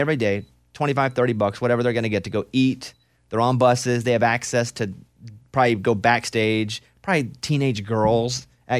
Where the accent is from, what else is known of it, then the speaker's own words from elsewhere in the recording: the South, United States; Like that to me, growing up in the South, that's my meal.